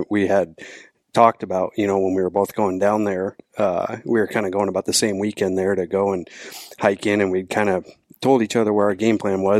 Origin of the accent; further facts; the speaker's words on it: Auburn, Washington, United States; I was born and raised actually in Auburn, just right up the road